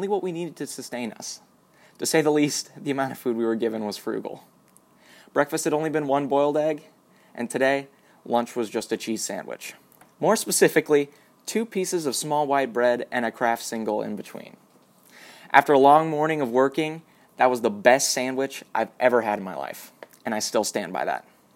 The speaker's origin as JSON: {"language": "English", "country": "United States", "tie": "born or raised there", "said": "As an American citizen growing up in a well-off community"}